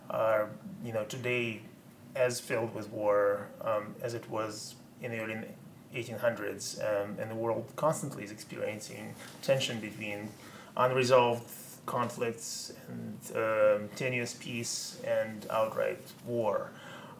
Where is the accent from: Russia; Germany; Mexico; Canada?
Russia; growing up in Russia